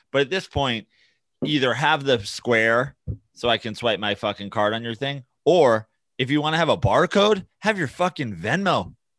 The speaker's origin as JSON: {"language": "English", "region": "New York", "country": "United States", "said": "I'm from New York"}